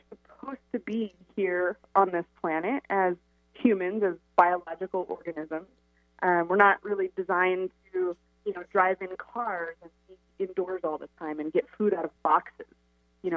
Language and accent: English; Pacific Northwest, United States; I grew up here in the Pacific Northwest